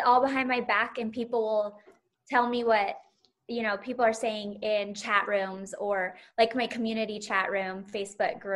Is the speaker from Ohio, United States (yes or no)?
no; Salt Lake City, Utah, United States; born or raised there